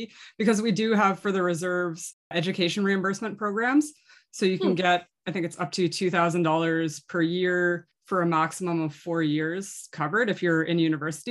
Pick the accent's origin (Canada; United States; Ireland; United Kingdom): Canada; Nova Scotia; moved away; I grew up in the East Coast of Canada in Nova Scotia